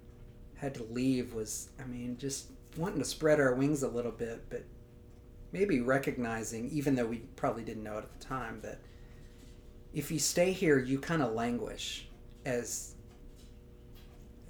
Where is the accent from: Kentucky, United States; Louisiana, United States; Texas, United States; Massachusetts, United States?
Louisiana, United States; I grew up in Louisiana. I went to LSU